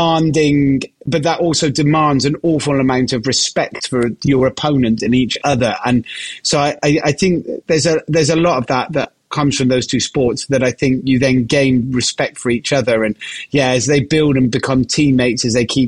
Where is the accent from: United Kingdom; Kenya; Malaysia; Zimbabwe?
United Kingdom; Gloucester, South West England; I'm from Gloucester